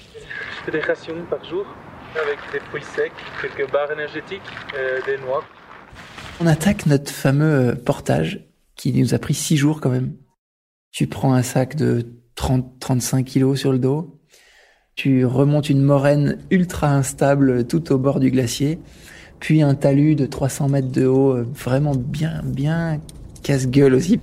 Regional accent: Grenoble, Auvergne-Rhône-Alpes, France; Je suis né à Grenoble, donc forcément euh, le milieu de la montagne était assez évident pour moi depuis assez jeune

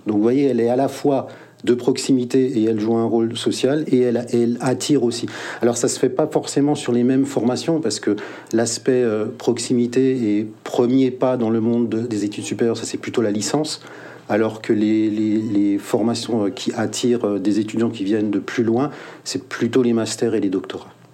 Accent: Mulhouse, Grand Est, France; je suis né à Mulhouse

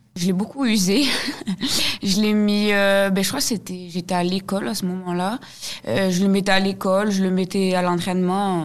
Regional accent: Hautes-Pyrénées, Occitania, France; Nous, en étant native des Hautes-Pyrénées

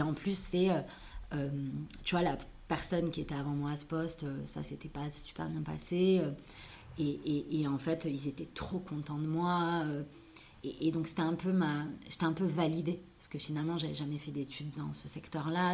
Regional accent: Toulouse, Occitania, France; je suis née à Toulouse

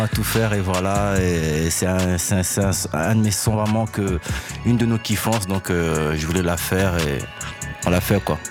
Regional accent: Brussels, Brussels-Capital Region, Belgium

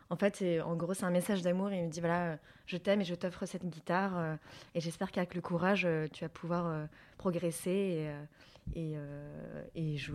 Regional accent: Vietnam; En fait, c'est écrit en vietnamien, parce que je suis vietnamienne.

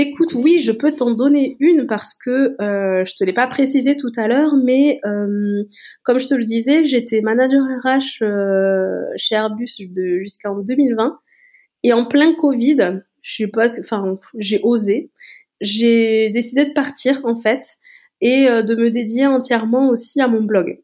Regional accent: Toulouse, Occitania, France; je suis toulousaine

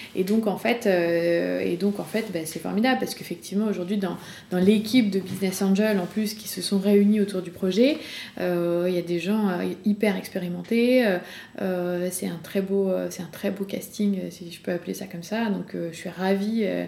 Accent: Rillieux-la-Pape, Auvergne-Rhône-Alpes, France; j'ai grandi à Rieux-la-Pape, en banlieue de Lyon

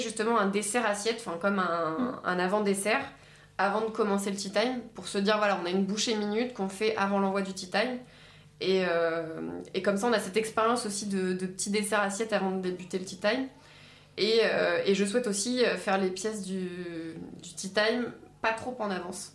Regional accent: Normandy, France; je suis, je suis normande

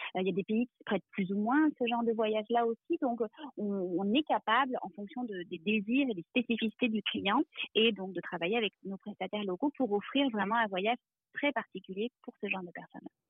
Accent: France; moved away as an adult; now in Quebec, Canada; je suis française d'origine et puis j'ai, euh, euh, j'arrive au Québec il y a environ, euh, dix-sept ans maintenant.

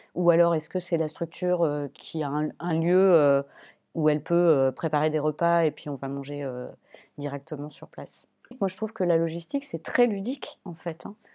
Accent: Clermont-Ferrand, Auvergne-Rhône-Alpes, France; Je viens de Clermont-Ferrand qui, à l'époque, était une ville plutôt orientée sur le théâtre

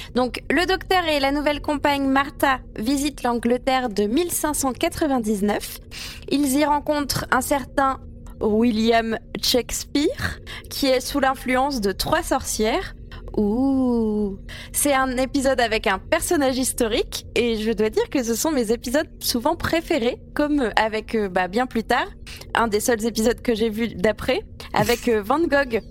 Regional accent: France; il est apparu chez nous en France

